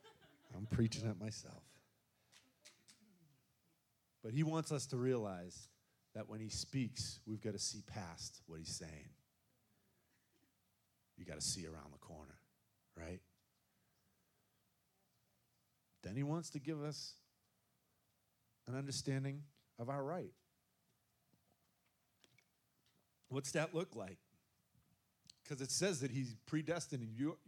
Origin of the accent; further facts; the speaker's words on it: Gloucester, Massachusetts, United States; Come on, it's a rough bunch. I grew up in Gloucester. Come on, they're tough.